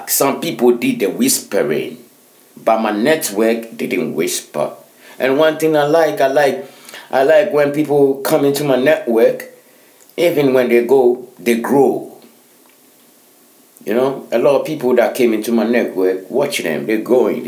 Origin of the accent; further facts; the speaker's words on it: Ghana; now in Finland; I'm a Ghanaian